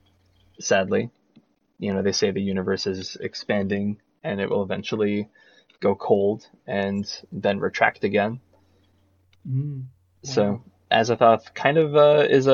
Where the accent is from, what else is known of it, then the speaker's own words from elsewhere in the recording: New England, United States; I grew up in New England myself